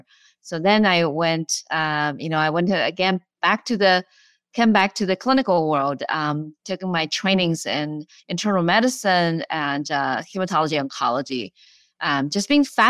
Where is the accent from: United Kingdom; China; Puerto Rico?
China; English is a second language; moved away as an adult; now in United States; Long path. I came from China many years ago. I graduated from medical school there and went to a graduate school in Beijing